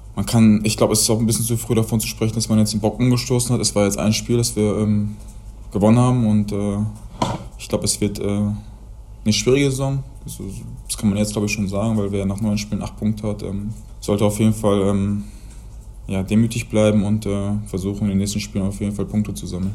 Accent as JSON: {"language": "German", "area": "Ruhr area", "region": "North Rhine-Westphalia", "country": "Germany", "said": "wie wir Ruhrpott-Menschen sind"}